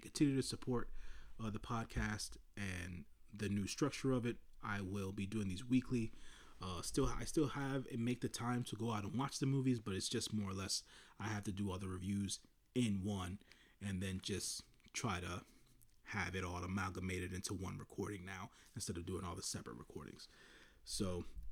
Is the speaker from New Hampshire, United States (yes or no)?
no; New York City, New York, United States; the community that I grew up in Washington Heights